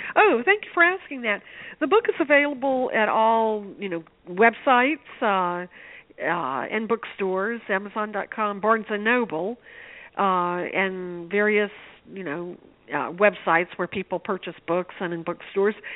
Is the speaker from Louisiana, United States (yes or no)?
yes; Shreveport, Louisiana, United States; I grew up in Shreveport, Louisiana